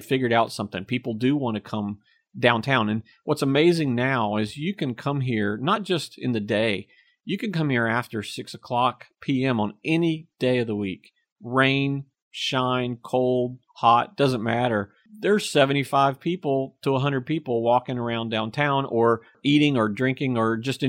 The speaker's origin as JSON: {"language": "English", "town": "Apex", "region": "North Carolina", "country": "United States", "tie": "born or raised there", "accent": "Southern", "said": "I learned a little bit about my accent, learned how Southern I really was, you know, growing up in Apex. At the time, everyone in Apex had your classic North Carolina Southern accent."}